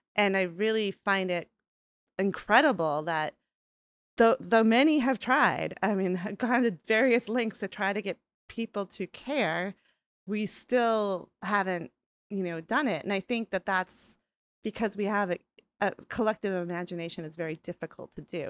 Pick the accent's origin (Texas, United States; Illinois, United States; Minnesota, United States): Minnesota, United States; Rochester; I grew up in a town called Rochester